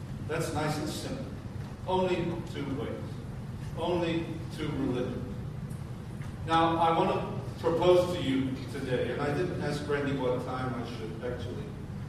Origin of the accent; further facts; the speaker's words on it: Liverpool, North West England, United Kingdom; moved away; also born or lived in France; In 1964, I came from Liverpool. And then I went and taught in the south of France, in godless, secular France